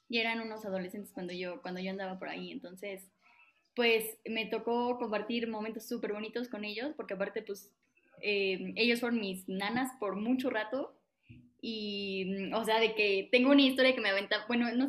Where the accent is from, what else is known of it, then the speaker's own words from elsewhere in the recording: San Juan del Río, Querétaro, Mexico; Así es, soy